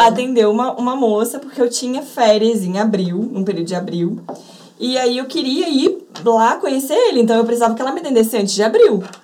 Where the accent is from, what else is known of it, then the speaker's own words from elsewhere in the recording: Rio de Janeiro, Brazil; eu nasci e moro até hoje em Botafogo, no Rio de Janeiro